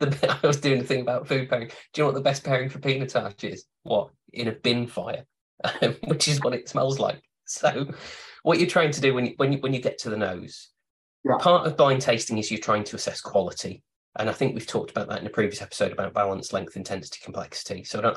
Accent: United Kingdom; It might be Southern Italy, or it might be, as a Brit, it might be Australian or Argentina.

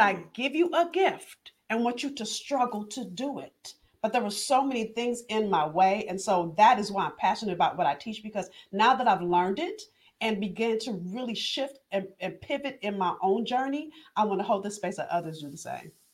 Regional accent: Los Angeles, California, United States; I'm from Los Angeles

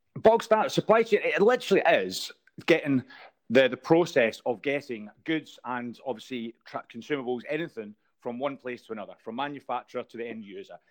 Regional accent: Scotland, United Kingdom; I'm Scottish

